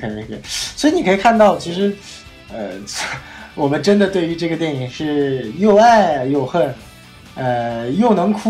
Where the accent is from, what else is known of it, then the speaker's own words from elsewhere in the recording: Northeast China, China; 我家乡的东北菜